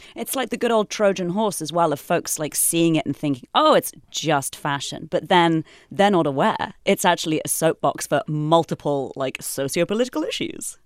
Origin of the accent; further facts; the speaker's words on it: United Kingdom; now in United States; as a Brit, you know, as an immigrant to this country